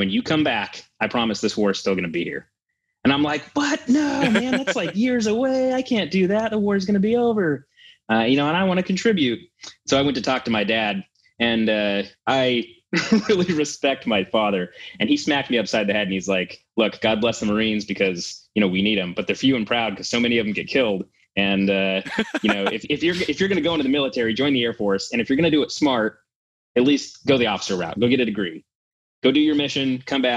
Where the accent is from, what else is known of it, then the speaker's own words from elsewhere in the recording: southern rural Idaho, United States; moved away; also born or lived in New Hampshire / Washington State; when I was young, probably 4 years old, we moved to southern rural Idaho. And I grew up, you know, in the backwoods of rural Idaho